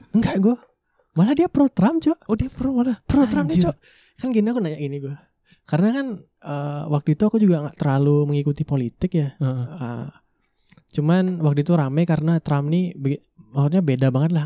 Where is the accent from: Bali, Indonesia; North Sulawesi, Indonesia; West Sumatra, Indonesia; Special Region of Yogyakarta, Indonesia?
Bali, Indonesia; Jimbaran; first language Indonesian; also born or lived in Buleleng, Bali; aku tuh besar dan ya emang tumbuh besar tuh di Badung tepatnya di Jimbaran